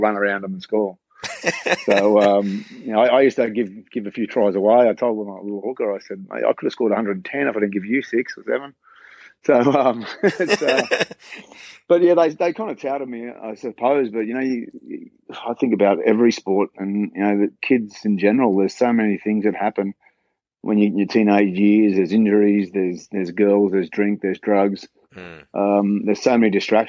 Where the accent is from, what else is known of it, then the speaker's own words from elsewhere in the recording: Concord, New South Wales, Australia; also born or lived in Western Sydney; I was homebush boys, so I grew up in Concord and then Homebush Boys, and then we moved out west